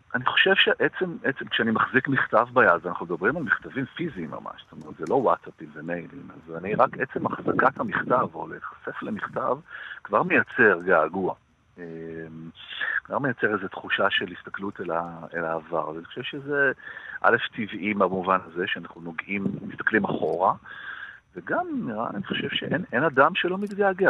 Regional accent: Jerusalem, Jerusalem District, Israel; moved away; הייתי ירושלמי, נולדתי בירושלים ו, ולמדתי וככה חלק מה... ההורים שלי היו בירושלים

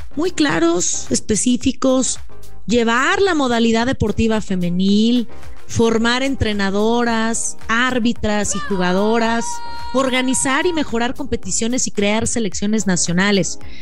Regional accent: Mexico; nuestras mujeres mexicanas

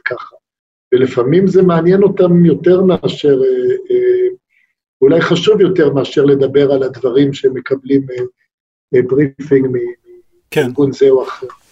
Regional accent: Israel; also born or lived in United States

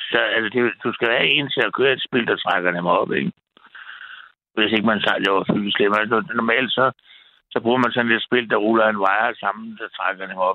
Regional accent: Frederiksberg, Capital Region of Denmark, Denmark; jeg er jo Frederiksberg-dreng. Jeg er vokset op på Frederiksberg og gået på Gottesmanns skole.

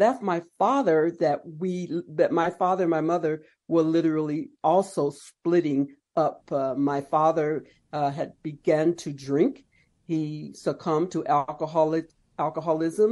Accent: Palm Springs, California, United States; I was born and raised there in Palm Springs

